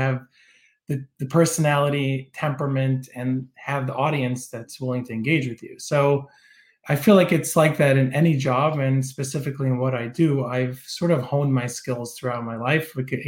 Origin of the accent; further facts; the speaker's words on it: Toronto, Ontario, Canada; And I grew up in Toronto. I have a dad that's British. My mom's American Israeli. I went to school in Detroit, in Israel, in New Jersey.